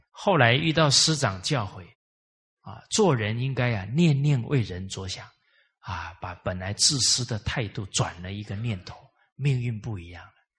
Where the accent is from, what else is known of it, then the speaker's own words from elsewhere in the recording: Malaysia; 给了我们马来西亚华人信心